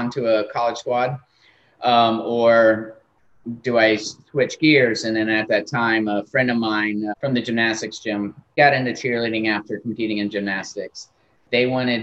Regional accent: Tampa, Florida, United States; Grew up in Tampa, Florida

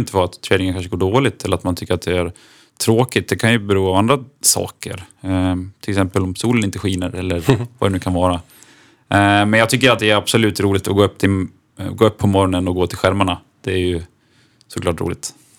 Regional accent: Dalarna County, Sweden; accent: Dalarna dialect; moved away as an adult; now in Örebro, Sweden; Jag är en 29-årig dalmas som förhoppningsvis hörs, tror jag, på min dialekt

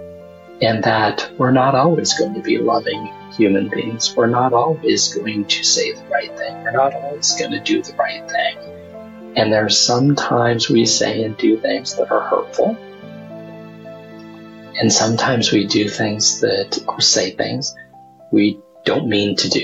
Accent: Wyoming, United States; I come from, I grew up in Wyoming

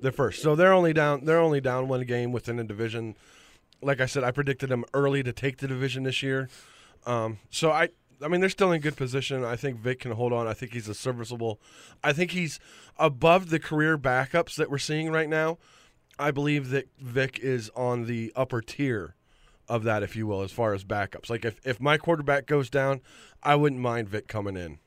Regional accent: Titusville, Pennsylvania, United States; my hometown, Titusville Rockets

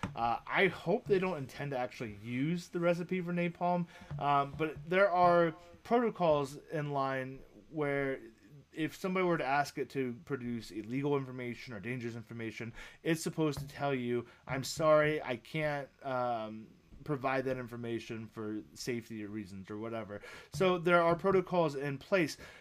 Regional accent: United States; being an American.

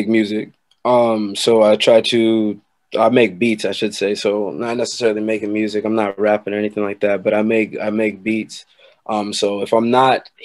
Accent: New York, United States; also born or lived in Long Island; I'm from New York, resided in Long Island

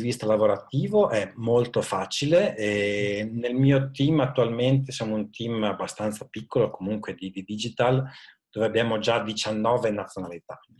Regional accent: Modena, Emilia-Romagna, Italy; also born or lived in London / Zurich; sono originario di Modena, dove attualmente vivo con eh, la famiglia

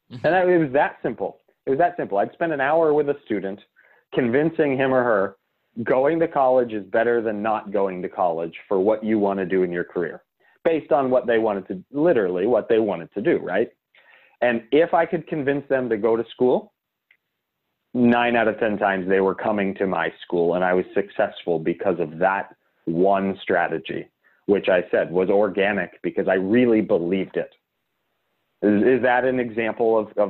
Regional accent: Pittsburgh, Pennsylvania, United States; moved away as an adult; also born or lived in Tampa, Florida; I'm from Pittsburgh, but I went to school in Tampa, Florida

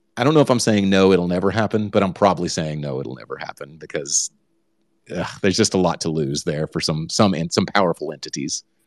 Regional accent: Texas, United States; now I am from Texas

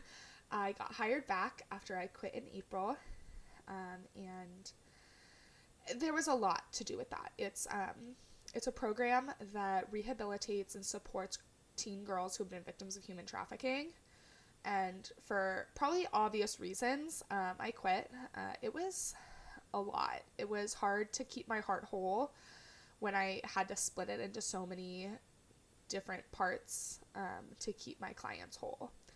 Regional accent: California, United States; now in Portland, United States; I grew up in California

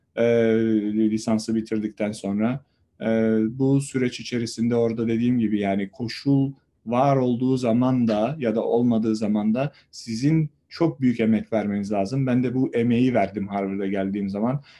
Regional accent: Samandağ, Hatay, Turkey; Hatay'ın Samandağ ilçesinde doğdum

